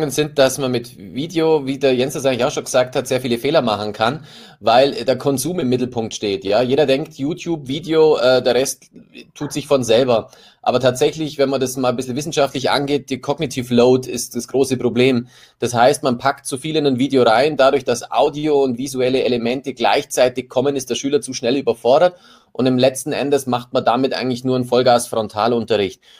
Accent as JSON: {"language": "German", "region": "Baden-Württemberg", "country": "Germany", "said": "ich komme nicht aus Bayern, ich komme aus Baden-Württemberg, aber ich bin ah. Lehrer in Bayern."}